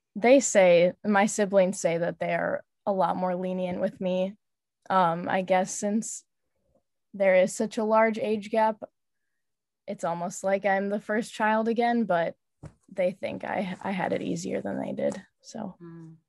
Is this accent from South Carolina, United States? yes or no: no; River Forest, Illinois, United States; also born or lived in Logan Square, Chicago; I grew up in River Forest and I'm living in Logan Square right now